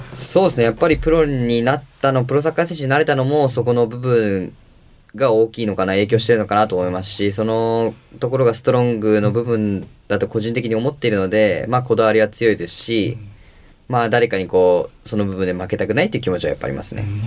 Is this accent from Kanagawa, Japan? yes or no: yes; Kanagawa, Japan; now in Kobe, Japan; 僕自身出身が湘南で